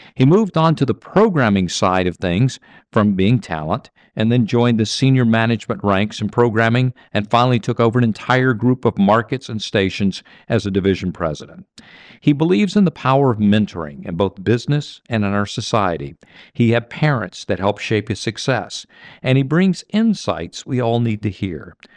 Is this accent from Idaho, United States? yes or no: no; Mississippi, United States; I grew up in Mississippi